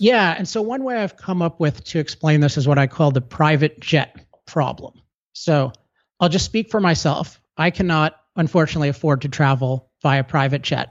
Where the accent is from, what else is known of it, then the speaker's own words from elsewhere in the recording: California, United States; I'm from California